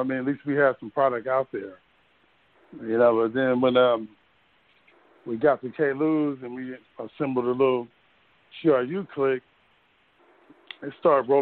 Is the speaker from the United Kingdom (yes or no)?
no; Richmond, California, United States; We grew up in Hilltop